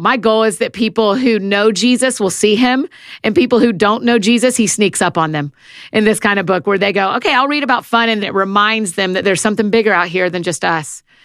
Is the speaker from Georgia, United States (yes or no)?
yes; Marietta, Georgia, United States; moved away as an adult; also born or lived in Atlanta, Georgia / Nashville, Tennessee; I was born in Marietta, Georgia. It's just outside of Atlanta. I grew up in a Christian home